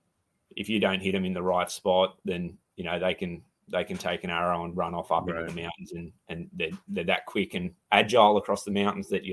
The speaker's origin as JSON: {"language": "English", "country": "Australia", "said": "from Crafted Archery, from Australia"}